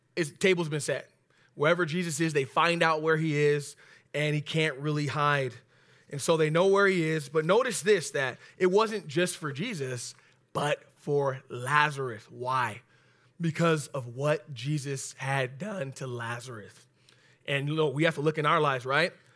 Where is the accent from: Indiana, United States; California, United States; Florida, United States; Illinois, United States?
California, United States; Oxnard; I live in the west north side of Oxnard, but I was born and raised in Oxnard